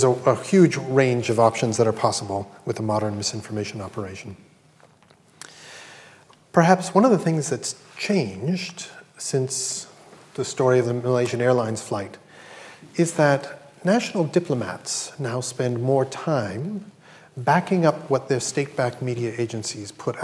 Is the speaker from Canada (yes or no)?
yes; Canada; I'm Canadian